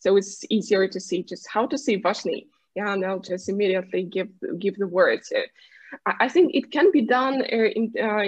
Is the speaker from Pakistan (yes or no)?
no; Krasnoyarsk, Krasnoyarsk Krai, Russia; first language Russian; English is a second language; moved away as an adult; now in Moscow, Russia; I'm from Siberia, Krasnoyarsk, but I've been living in Moscow like for 10 years already